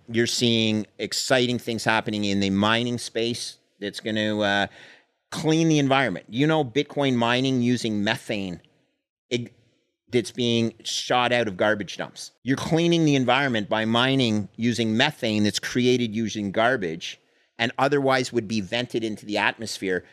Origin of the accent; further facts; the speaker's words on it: Canada; I came, I come from Canada.